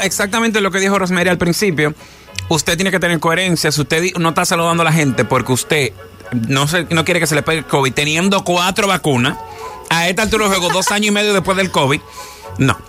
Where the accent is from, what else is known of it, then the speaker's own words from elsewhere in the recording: Dominican Republic; nosotros como dominicanos